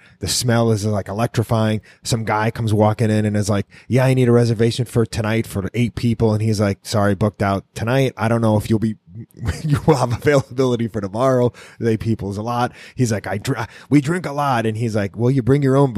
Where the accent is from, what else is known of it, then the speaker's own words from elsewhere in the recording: New York City, New York, United States; growing up in New York City